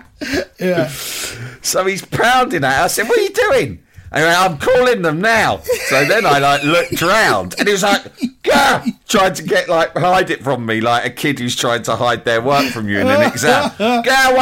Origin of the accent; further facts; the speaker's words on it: London, United Kingdom; I'm from London